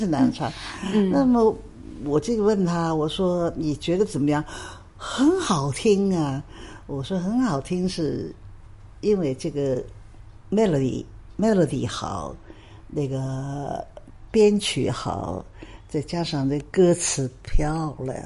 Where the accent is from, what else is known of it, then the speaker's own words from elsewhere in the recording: Shanghai, China; now in Hong Kong; 那个时候当然是上海了